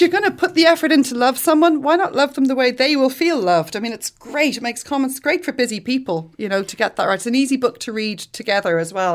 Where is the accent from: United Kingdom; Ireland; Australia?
Ireland; we're Irish